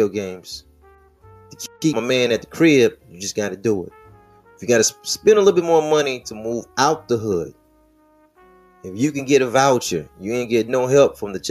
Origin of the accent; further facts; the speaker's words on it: Detroit, Michigan, United States; I'm from Plymouth. That's my neighborhood